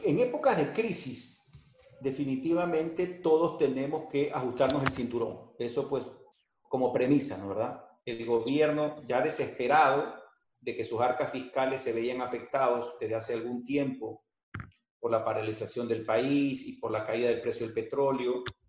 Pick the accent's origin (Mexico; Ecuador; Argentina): Ecuador; Guayaquil, Guayas; nos vamos a reinventar como guayaquileños y como ecuatorianos.